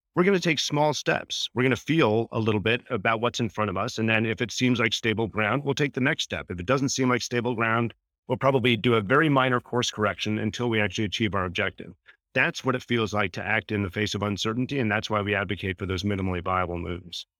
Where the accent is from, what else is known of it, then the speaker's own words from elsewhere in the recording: Canada; fellow Canadian